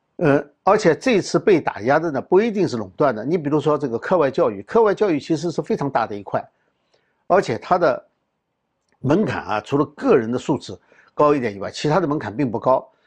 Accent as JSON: {"language": "Chinese", "country": "China", "said": "我们中国人"}